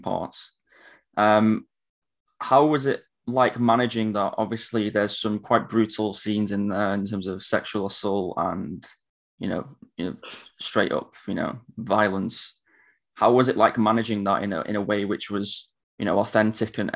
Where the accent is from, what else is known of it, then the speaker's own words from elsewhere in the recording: United Kingdom; as a British person